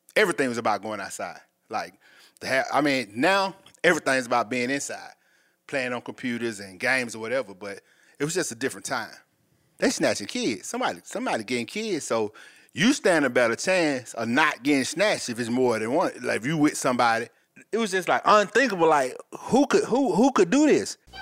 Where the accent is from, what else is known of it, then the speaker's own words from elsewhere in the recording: Atlanta, Georgia, United States; I'm from Atlanta, Georgia, also. West Side, to be exact.